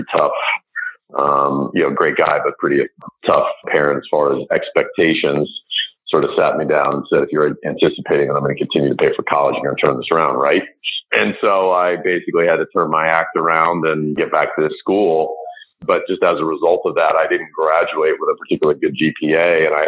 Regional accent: United States; I grew up outside of New York and wanted to get back to the New York area

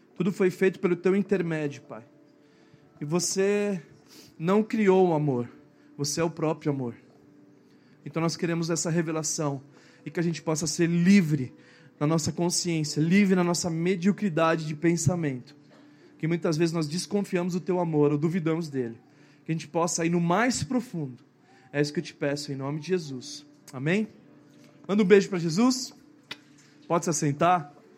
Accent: Brazil; na nossa cultura brasileira

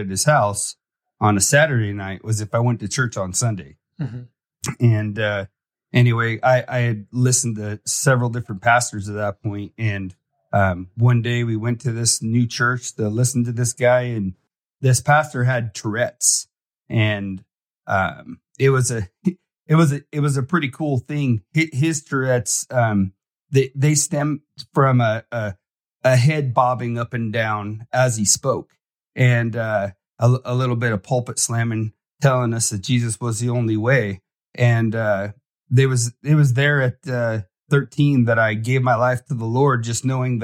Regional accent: Fort Lauderdale, Florida, United States; I grew up in Fort Lauderdale, and my parents were big into drugs and stuff

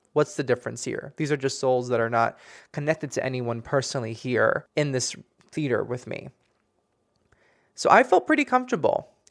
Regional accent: Miami, Florida, United States; moved away; I'm originally from Miami

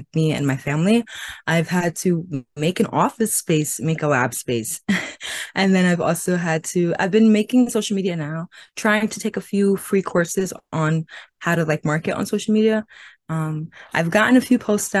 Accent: New York City, New York, United States; also born or lived in Caribbean (family ancestry); I'm from New York City

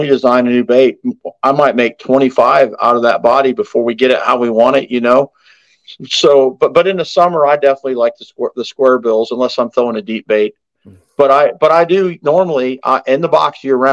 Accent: United States; growing up on the Ohio River

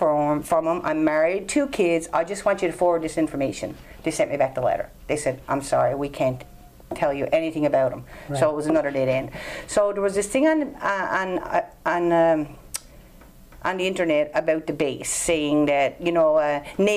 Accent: Fox Harbour, Newfoundland and Labrador, Canada; I'm from Fox Harbor, a little town about 20 minutes from here

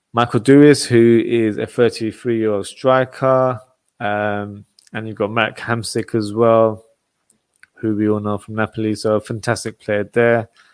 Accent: England, United Kingdom; my home country, England.

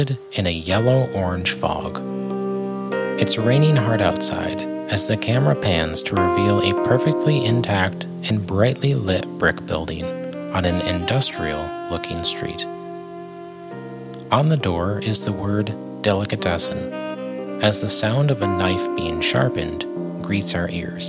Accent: upstate New York, United States; my hometown in upstate New York

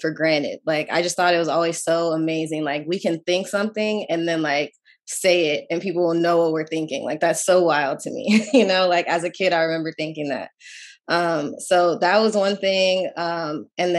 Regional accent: Menifee, California, United States; moved away as an adult; now in Washington, D.C., United States; I grew up in Menifee, California

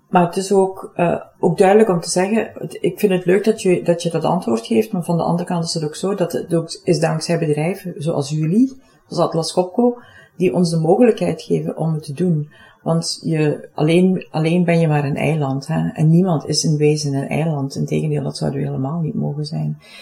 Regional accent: Limburg, Flanders, Belgium; accent: Limburg; Ik woon zelf in Limburg, voor het geval mijn accent me nog niet zou verraden hebben

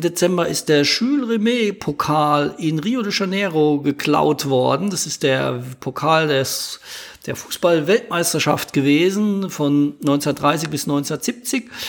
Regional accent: Ludwigshafen, Rhineland-Palatinate, Germany; meine Heimatstadt Ludwigshafen

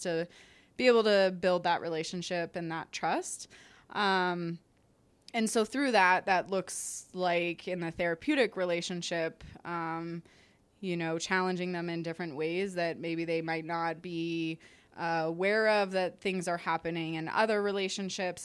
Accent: Canada; I'm Canadian

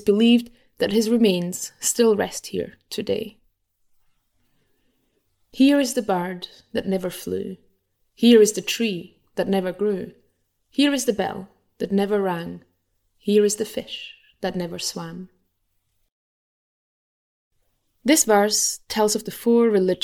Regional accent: Glasgow, Scotland, United Kingdom; my hometown and the largest city in Scotland. I'm talking, of course, about Glasgow

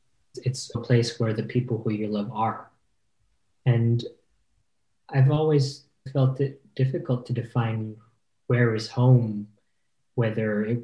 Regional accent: Provence-Alpes-Côte d'Azur, France; English is a second language; also born or lived in Nice / Paris; now in Switzerland; So I'm Filipino. Both my parents are from the Philippines. And about 30 years ago, they moved to France. And I was born in the south of France. I grew up here ever since, really, from Nice to Paris

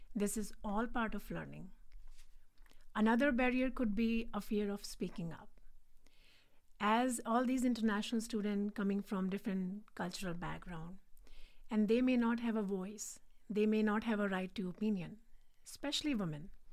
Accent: India; English is a second language; moved away as an adult; now in Richmond, United States; So, I'm originally from India. I was born and brought up there.

